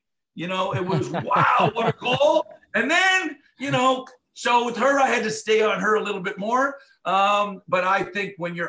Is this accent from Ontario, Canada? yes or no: yes; Toronto, Ontario, Canada; He's from Scarborough. I'm from Scarborough.